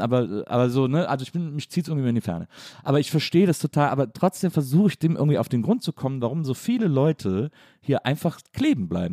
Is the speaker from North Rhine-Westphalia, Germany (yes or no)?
yes; Wesseling, North Rhine-Westphalia, Germany; ich bin in Wesseling aufgewachsen